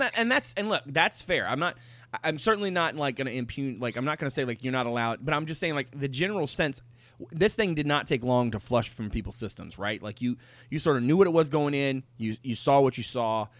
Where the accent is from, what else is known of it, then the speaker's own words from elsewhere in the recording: Petersburg, Virginia, United States; I was born in Virginia, and then I was like, was it Petersburg?